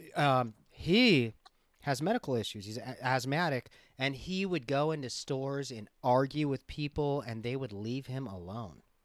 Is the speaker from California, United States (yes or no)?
yes; Los Angeles, California, United States; growing up in Los Angeles